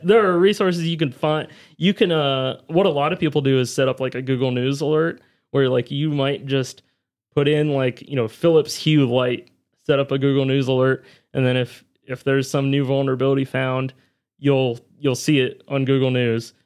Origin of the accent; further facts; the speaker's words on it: near Williamsburg, Virginia, United States; a university, uh, close to my hometown. He was at William Mary University in Williamsburg, Virginia